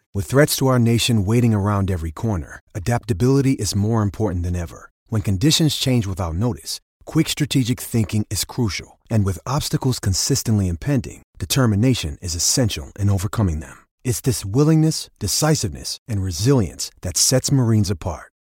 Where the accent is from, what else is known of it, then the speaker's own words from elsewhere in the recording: Solihull, West Midlands, United Kingdom; I'm from Solihull as well, and same sort of very similar background, very same schooling really as well